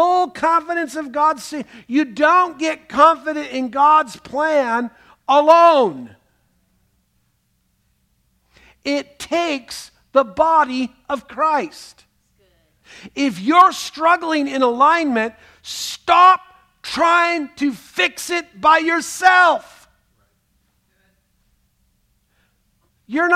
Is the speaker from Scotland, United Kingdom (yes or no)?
yes; Scotland, United Kingdom; I'm Scottish